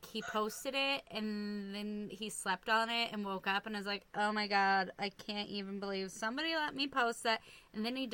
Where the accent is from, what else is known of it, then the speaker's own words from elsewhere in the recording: Iowa, United States; also born or lived in Nebraska; now in Minnesota, United States; Iowa because that's where I'm mostly quote-unquote from